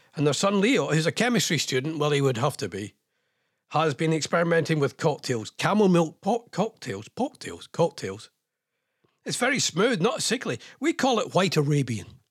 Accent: Scotland, United Kingdom; I'm Scottish.

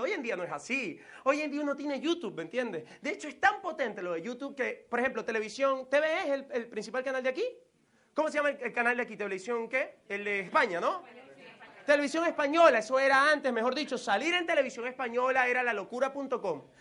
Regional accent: Venezuela; moved away as an adult; also born or lived in United States; me he devuelto a Venezuela

